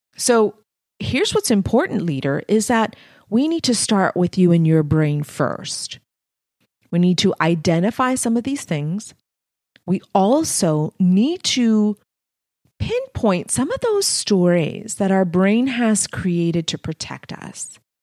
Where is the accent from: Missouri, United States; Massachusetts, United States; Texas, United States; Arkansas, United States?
Texas, United States; Texas-Mexican border, United States; English is a second language; I was born on the Texas-Mexican border.